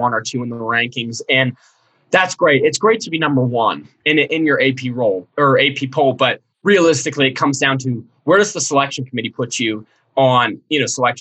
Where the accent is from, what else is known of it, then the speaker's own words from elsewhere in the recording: Cincinnati, Ohio, United States; I grew up in Cincinnati